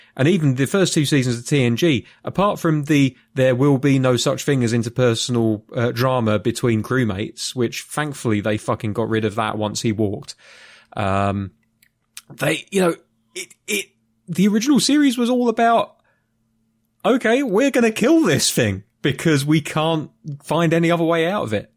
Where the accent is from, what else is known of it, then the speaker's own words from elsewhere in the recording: United Kingdom; I'm a Brit